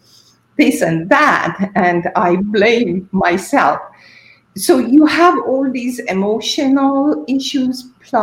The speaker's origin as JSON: {"language": "English", "country": "Iran", "also_born_or_lived": "England", "moved": "as an adult", "said": "I am originally from Iran, so my parents, my you know, family weren't there to provide me with support"}